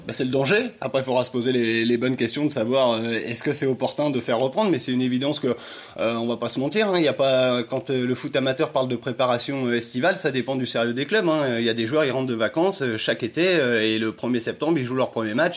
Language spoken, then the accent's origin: French; Burgundy, Bourgogne-Franche-Comté, France; on est de Bourgogne